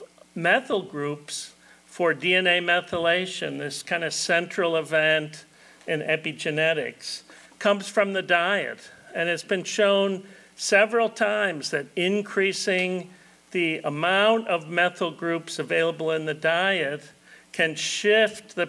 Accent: Illinois, United States; moved away as an adult; now in Florida, United States; I've been in Florida 38 years, but I'm originally from Illinois

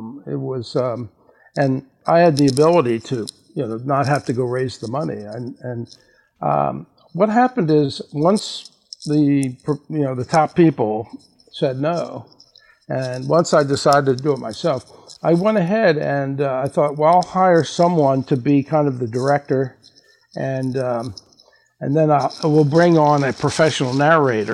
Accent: Baltimore, Maryland, United States; moved away; I'm originally from Baltimore

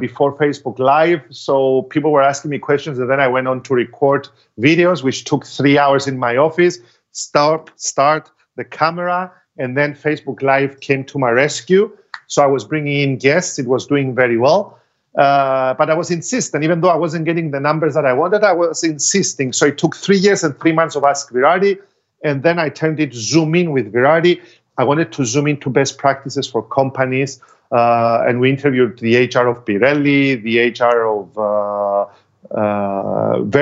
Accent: Cyprus; in my home country, because I cannot charge double of what I charge abroad and charge less in Cyprus

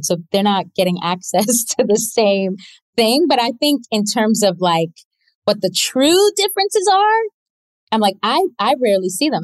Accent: Toronto, Ontario, Canada; i grew up in toronto canada um my parents are both from the west indies

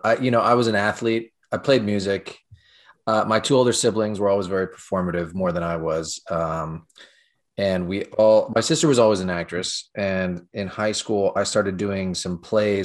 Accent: California, United States; now in New York, United States; I'm originally from California

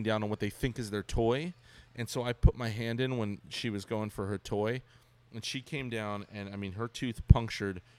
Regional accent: Ventura, California, United States; now in San Diego, United States; I grew up in Ventura

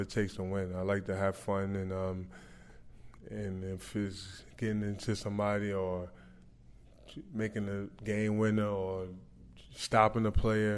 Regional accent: New York, United States; moved away as an adult; now in New Orleans, United States; growing up in New York

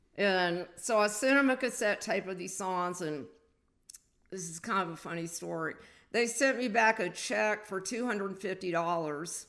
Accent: the South, United States; I was a Southerner. You know, I was from the South

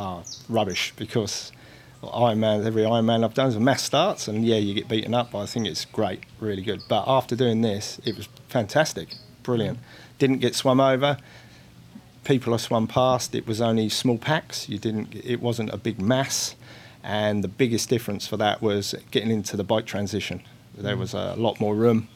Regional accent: East of England, United Kingdom; moved away as an adult; now in Christchurch, New Zealand; Originally from England, from the UK, just north of London. And I've been in Christchurch 12 years now.

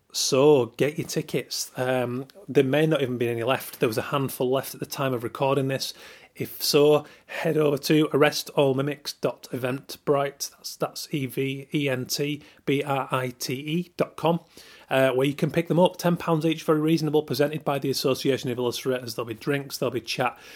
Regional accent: Yorkshire and the Humber, United Kingdom

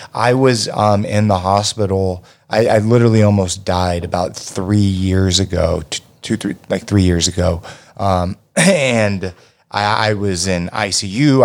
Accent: United States; being an American

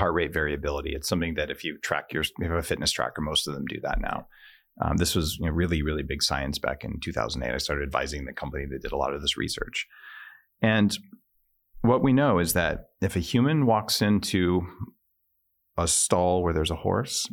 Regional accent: New Mexico, United States; I, I grew up in New Mexico

